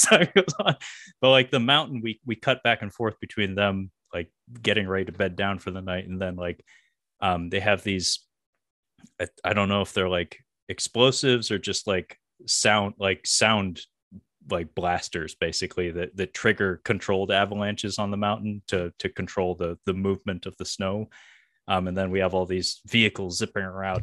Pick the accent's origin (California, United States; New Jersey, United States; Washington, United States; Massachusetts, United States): Washington, United States; Seattle; I grew up around Swedes, uh, you know, we have Ballard here in the, the Seattle area.